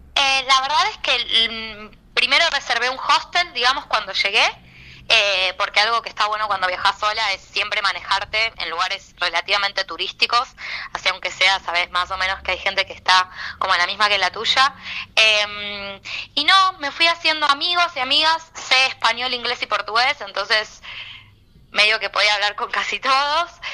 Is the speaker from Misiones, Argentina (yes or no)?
no; Buenos Aires, Argentina; yo soy porteña